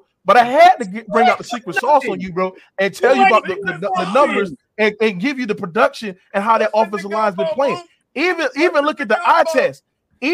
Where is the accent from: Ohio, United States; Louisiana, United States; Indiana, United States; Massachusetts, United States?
Louisiana, United States; Baton Rouge; I'm from Valley Park, Baton Rouge.